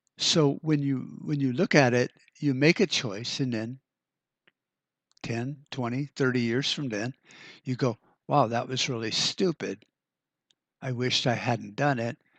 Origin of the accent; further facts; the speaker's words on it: United States; the decisions we get to make as Americans